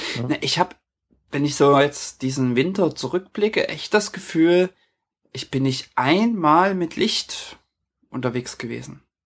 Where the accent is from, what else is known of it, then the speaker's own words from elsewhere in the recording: near Leipzig, Saxony, Germany; moved away as an adult; now in Norway; meine ehemalige Heimatstadt, ich komme aus der Nähe von Leipzig